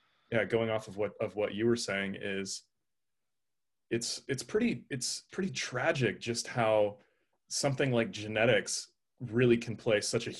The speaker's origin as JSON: {"language": "English", "town": "Anchorage", "region": "Alaska", "country": "United States", "tie": "born or raised there", "moved": "yes", "lives_now": "California, United States", "said": "I was born in Anchorage"}